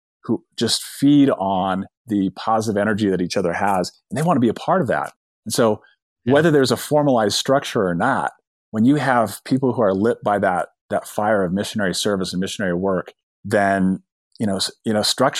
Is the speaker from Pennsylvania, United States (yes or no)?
no; Bountiful, Utah, United States; I just remember as a kid growing up in Bountiful, Utah, right? It's the bedroom community of Salt Lake City.